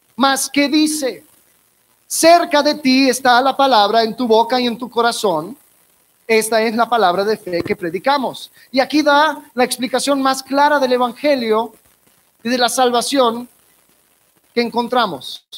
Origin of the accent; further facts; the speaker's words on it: Miami, Florida, United States; De donde soy, Miami, hay una, hay una sección de muchos judíos ortodoxos